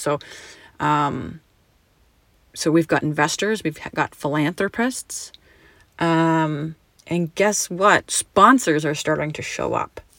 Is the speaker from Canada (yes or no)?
yes; Canada; now in United States; I was born and raised in Canada.